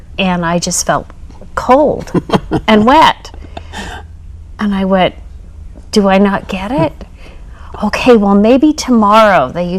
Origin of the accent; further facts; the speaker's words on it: Springville, Utah, United States; now in Sandy, United States; I was born into it. I was raised in Springville, Utah.